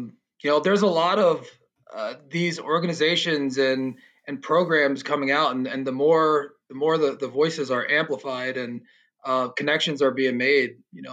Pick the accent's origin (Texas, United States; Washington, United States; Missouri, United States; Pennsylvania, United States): Pennsylvania, United States; Philadelphia; moved away as an adult; also born or lived in Delaware / San Diego; Yeah, well, I'm originally from Philadelphia. I grew up there, went to grade school, high school. Then I went to college, University of Delaware.